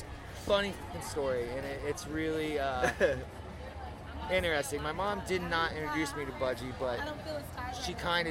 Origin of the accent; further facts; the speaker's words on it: Peoria, Illinois, United States; born there; also born or lived in Gainesville / Denver / Chicago; I mean, I was born in Peoria, but I've spent some of the most formative years of my life in Gainesville and in Denver and in Chicago.